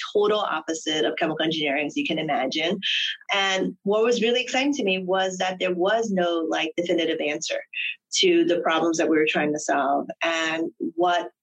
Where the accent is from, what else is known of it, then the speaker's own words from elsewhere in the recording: New York, United States; also born or lived in Hong Kong; I grew up in New York.